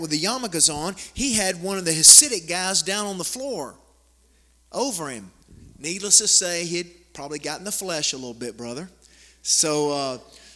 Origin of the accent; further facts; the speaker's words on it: United States; I'm a missionary from the States